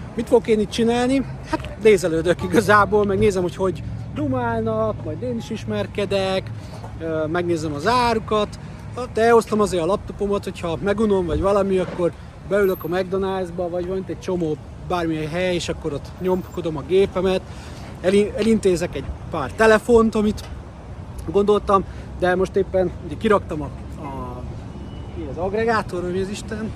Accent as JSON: {"language": "Hungarian", "country": "Hungary", "said": "magyar vagyok"}